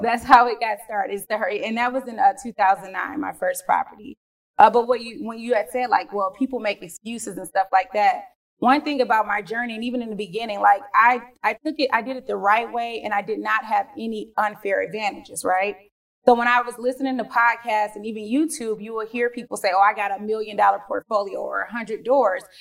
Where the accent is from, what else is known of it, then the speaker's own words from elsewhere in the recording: Detroit, Michigan, United States; born and raised in Detroit, Michigan, cold Detroit.